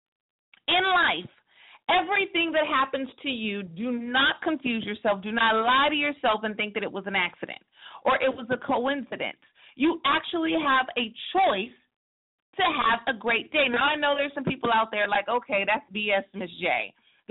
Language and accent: English; Stockton, California, United States; my hometown in Stockton, California